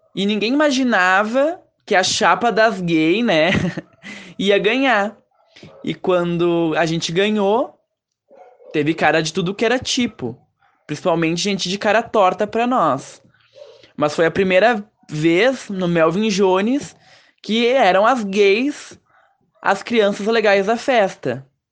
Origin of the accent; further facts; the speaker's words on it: Caxias do Sul, Rio Grande do Sul, Brazil; sou aqui de Caxias do Sul